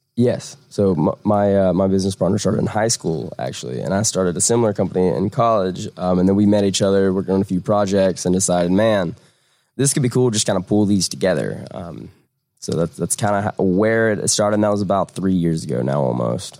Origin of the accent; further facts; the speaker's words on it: Southern Georgia, United States; moved away as an adult; now in Atlanta, United States; I'm, I'm, not originally from Atlanta. I'm from Southern Georgia, but I moved to Atlanta right after school